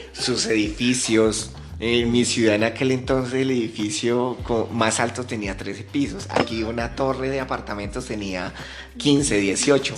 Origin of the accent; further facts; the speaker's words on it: Ibagué, Tolima, Colombia; now in Bogotá, Colombia; yo nací en la ciudad de Ibagué. ¿Sí? Mis papás son de allá. No, pues nada, yo me crié en una finca cerca a la ciudad de Ibagué